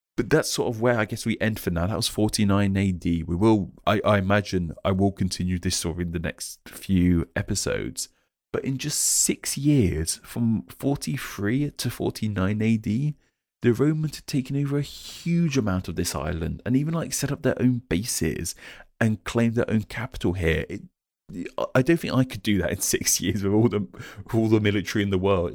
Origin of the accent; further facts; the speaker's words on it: West Sussex, South East England, United Kingdom; I'm from a county called West Sussex, which isn't Kent, but it's very close to Kent. It's in the southeast of the country.